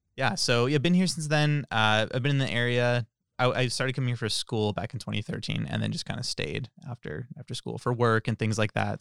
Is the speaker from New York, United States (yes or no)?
no; Tracy, California, United States; I'm from Tracy